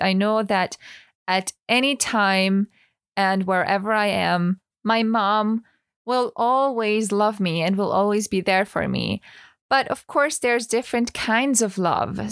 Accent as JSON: {"language": "English", "region": "Vienna", "country": "Austria", "tie": "born or raised there", "also_born_or_lived": "Tenerife", "second_language": "English", "said": "I studied musical theater for three years in Vienna, so in my hometown"}